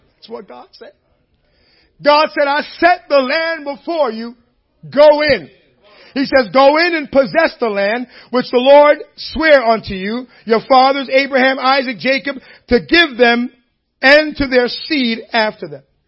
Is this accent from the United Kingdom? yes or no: no; Jamaica; moved away; I grew up in Jamaica